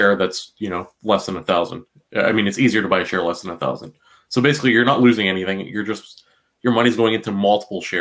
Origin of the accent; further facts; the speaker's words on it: Canada; I'm Canadian.